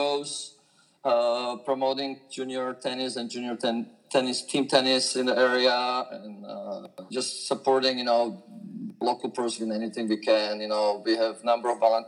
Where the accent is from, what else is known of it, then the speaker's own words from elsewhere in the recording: Slovakia; moved away as an adult; now in Fairhope, United States; I'm originally from Slovakia, which until 1992 was called Czechoslovakia, where I grew up playing tennis as a junior